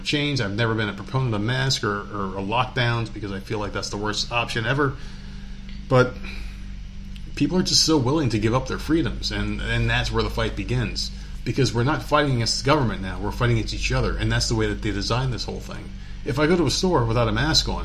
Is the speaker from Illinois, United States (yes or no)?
no; New Jersey, United States; moved away as an adult; also born or lived in New York; now in the South, United States; I lived in New Jersey